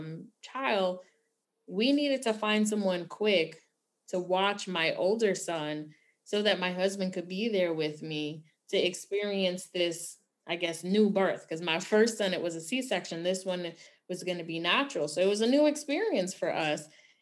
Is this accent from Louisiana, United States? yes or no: no; New York City, New York, United States; Growing up in New York City